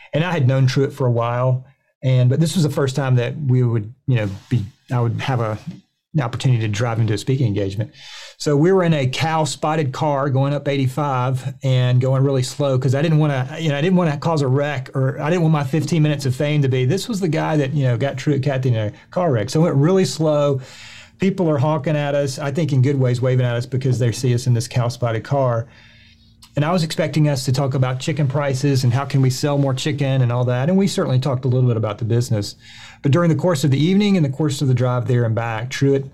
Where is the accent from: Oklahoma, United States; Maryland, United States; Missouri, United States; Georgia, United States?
Georgia, United States; So I grew up in Georgia, went to a school here in Georgia